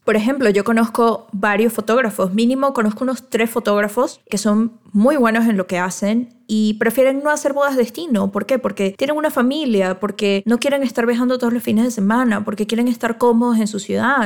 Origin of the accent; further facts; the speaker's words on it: Venezuela; now in Mexico; yo soy venezolana, entonces vengo de Venezuela, trabajo aquí en México